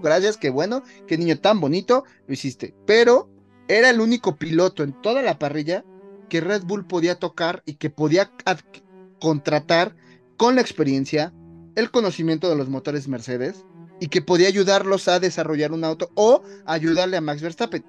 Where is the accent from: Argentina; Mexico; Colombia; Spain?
Mexico; nosotros como mexicanos